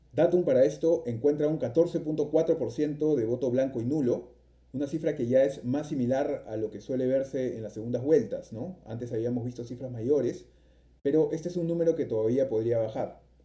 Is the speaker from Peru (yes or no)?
yes; Peru; siendo peruanos